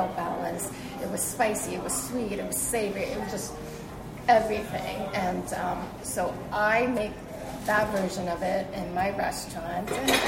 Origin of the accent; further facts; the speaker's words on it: New York City, New York, United States; English is a second language; also born or lived in China; I've been in Brooklyn all my life. We grew up in Flatbush, my family and I.